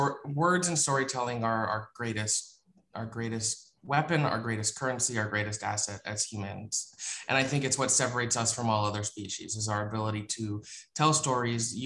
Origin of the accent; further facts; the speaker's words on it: South Florida, United States; moved away; I grew up in South Florida